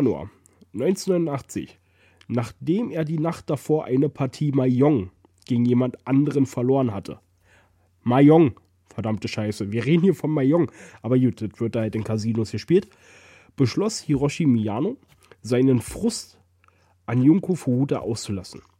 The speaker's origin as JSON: {"language": "German", "country": "Germany", "tie": "born or raised there", "said": "Oh Gott, ich bin froh, dass ich in Deutschland groß geworden bin."}